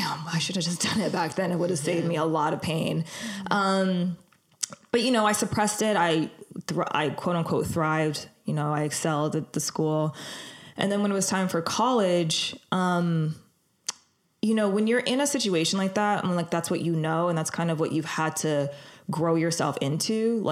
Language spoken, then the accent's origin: English; Los Angeles, California, United States; I'm from Los Angeles. I was born and raised here